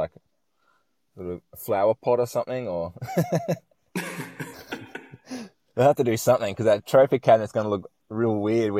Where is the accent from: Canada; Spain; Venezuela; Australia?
Australia; I'm from Australia.